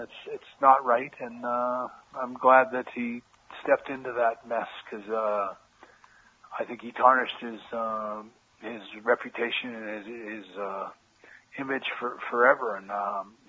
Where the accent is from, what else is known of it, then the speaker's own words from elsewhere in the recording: Canada; moved away; also born or lived in United States; I'm a Canadian guy